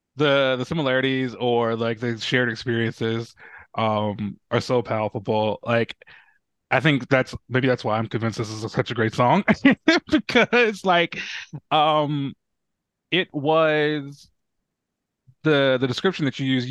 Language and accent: English; the South, United States; as a Southerner